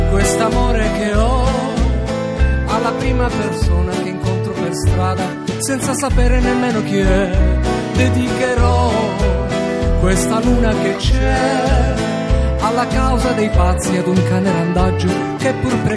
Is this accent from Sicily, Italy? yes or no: yes; Messina, Sicily, Italy; Sì, sì, sono di Messina.